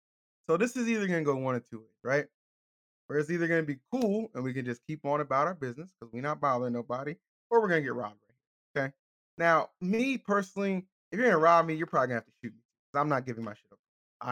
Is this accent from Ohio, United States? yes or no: no; California, United States; and they're like, "Where y'all from?" And I'm like, "California."